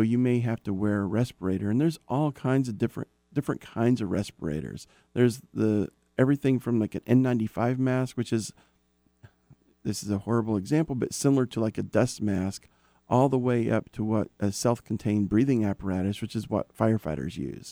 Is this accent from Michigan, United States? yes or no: no; Oklahoma, United States; moved away; also born or lived in Dallas area, Texas; I'm from Oklahoma. So I dealt with tornadoes and I dealt with flash floods on a regular basis